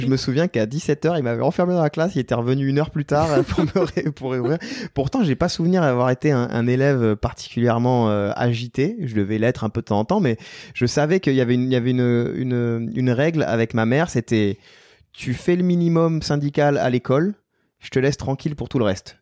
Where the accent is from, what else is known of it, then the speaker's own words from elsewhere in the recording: Tarbes, Occitania, France; also born or lived in Basque Coast; suis né à Tarbes, ouais, qui est au, pied des Pyrénées, euh, devant euh, devant la chaîne des Pyrénées, au pied du pic du Midi, et on vivait au gré des saisons, c'est-à-dire l'hiver en montagne et l'été sur la côte basque